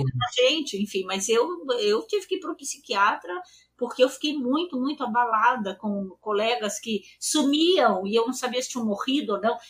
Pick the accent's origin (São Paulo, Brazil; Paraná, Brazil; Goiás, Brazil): São Paulo, Brazil; eu nasci em São Paulo, né? Eu nasci no bairro uhum. do Paraíso e eu nasci em 48 e eu fiz escola pública.